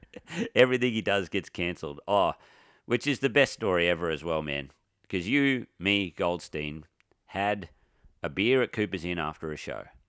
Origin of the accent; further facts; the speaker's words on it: Victoria, Australia; I'm from Victoria